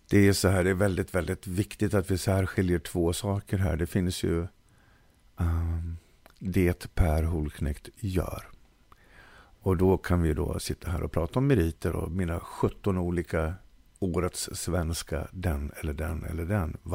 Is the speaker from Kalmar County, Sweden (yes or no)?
no; Dalarna County, Sweden; jag är en bondpojk som... från Dalarna.